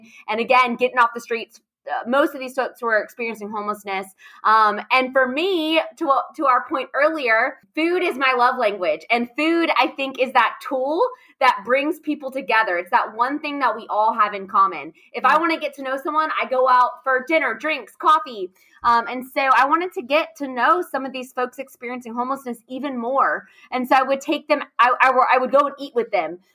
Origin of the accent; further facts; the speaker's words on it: Raleigh, North Carolina, United States; I grew up in Raleigh, North Carolina. So born and raised here.